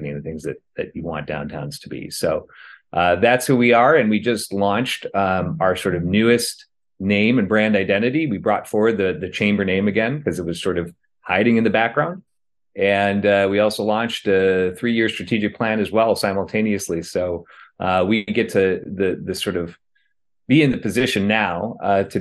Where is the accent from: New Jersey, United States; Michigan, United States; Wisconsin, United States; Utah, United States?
Wisconsin, United States; Milwaukee; also born or lived in Brooklyn, New York; now in Portland, United States; I was born and raised in Milwaukee, Wisconsin, which we call the Fresh Coast